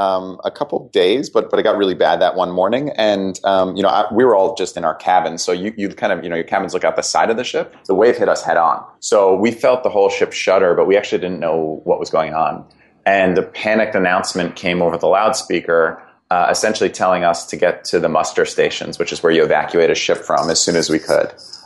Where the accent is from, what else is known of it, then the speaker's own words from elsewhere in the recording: Connecticut, United States; I'd kind of lived from growing up in Fairfield County, Connecticut. Then I went to school at Brown University in Providence, Rhode Island. I'd never really left New England.